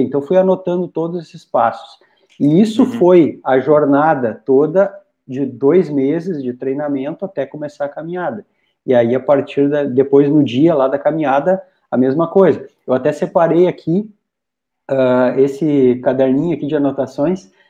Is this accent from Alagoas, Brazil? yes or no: no; Rolante, Rio Grande do Sul, Brazil; moved away as an adult; now in Dois Irmãos, Brazil; Os, ambos naturais de Rolante, eu sou natural de Rolante, Morei em Rolante até bem pouco tempo atrás